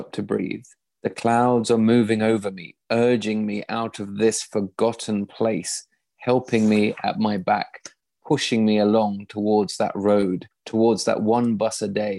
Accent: East Midlands, United Kingdom; I was brought up in the East Midlands on the edge of the Fens.

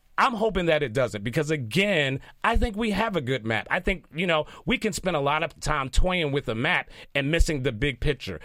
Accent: Philadelphia, Pennsylvania, United States; I'm born and raised in Philadelphia

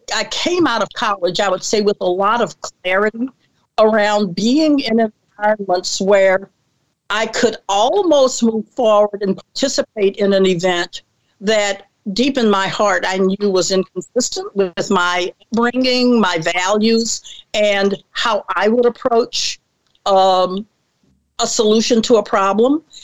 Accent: Mobile, Alabama, United States; I was born and raised in Mobile, Alabama

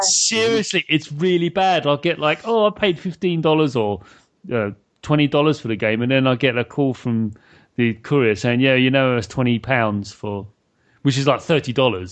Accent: United Kingdom; I'm British

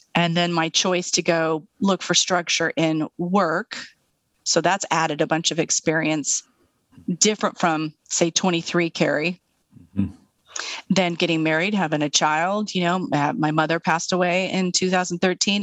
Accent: Eastern Washington State, United States; also born or lived in Seattle; I'm from Eastern Washington State.

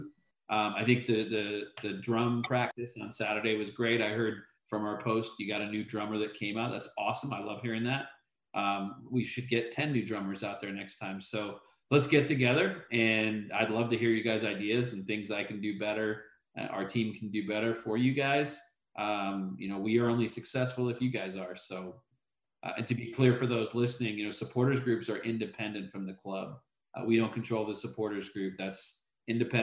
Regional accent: Chester, North West England, United Kingdom; also born or lived in Liverpool, England; now in Houston, United States; I grew up in England. I was born a mile from Anfield, but I lived 20 minutes away in a town called Chester

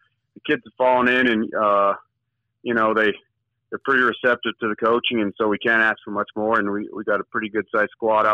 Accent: Lander, Wyoming, United States; I grew up in Lander, you know, born and raised there

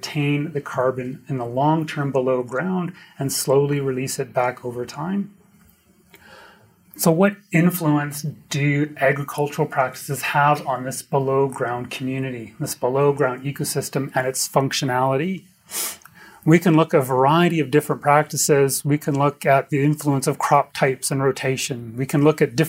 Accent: Edmonton, Alberta, Canada; I'm from Edmonton

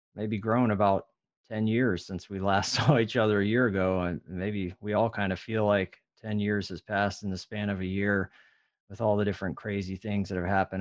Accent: California, United States; also born or lived in Midwest; now in Texas, United States; I'm originally from California

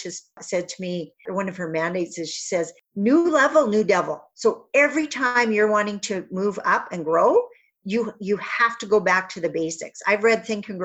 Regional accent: Northern Saskatchewan, Canada; I'm from Northern Saskatchewan, but not that far north.

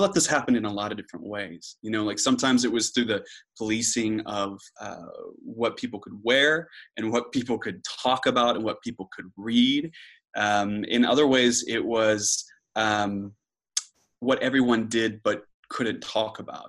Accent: Moore, Oklahoma, United States; moved away as an adult; now in Oxford, United Kingdom; I'm from Oklahoma City, uh, more specifically, Moore, Oklahoma, which is a uh, suburb of Oklahoma City

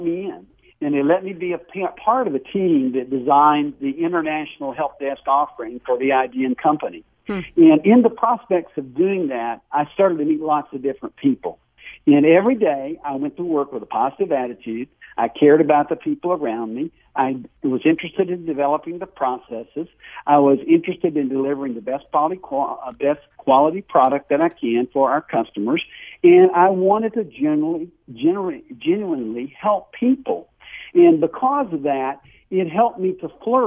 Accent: North Carolina, United States; accent: Southern; I grew up in the South. You can probably tell my accent in North Carolina

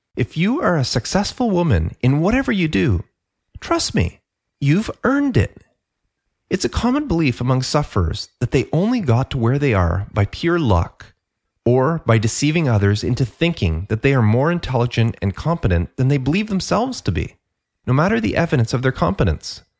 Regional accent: Canada; I'm Canadian

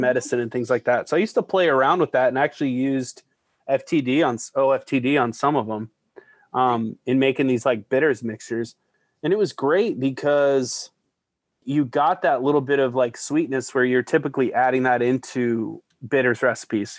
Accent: Denver, Colorado, United States; moved away; Tattered Cover Bookstore in Denver, Colorado. Just a thrill to be back there. My hometown and my hometown bookstore.

